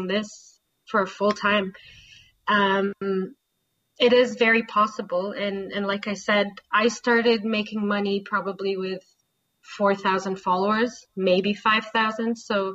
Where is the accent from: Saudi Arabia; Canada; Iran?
Saudi Arabia; moved away; I grew up in Saudi Arabia. I lived there for about 15 years.